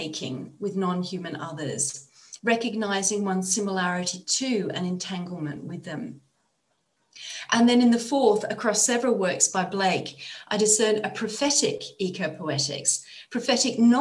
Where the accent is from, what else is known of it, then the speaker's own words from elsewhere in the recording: Australia; also born or lived in Bath, England; now in Cologne, Germany; as an Australian myself